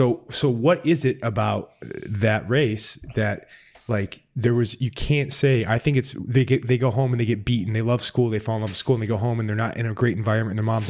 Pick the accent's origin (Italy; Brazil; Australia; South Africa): Italy; Sicily; Mm-hmm. Yes, mine did too. I'm from Sicily.